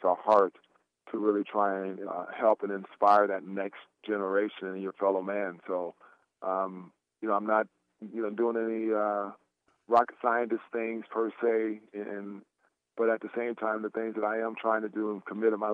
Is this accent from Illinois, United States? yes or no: no; Portland, Oregon, United States; I'm a kid who's born and raised in Portland, Oregon